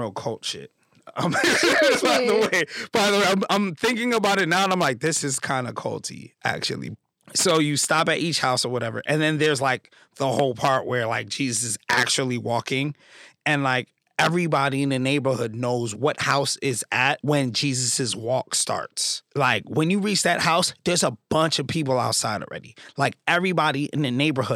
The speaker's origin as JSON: {"language": "English", "town": "New York City", "region": "New York", "country": "United States", "said": "I'm from the Canarsie area of Brooklyn"}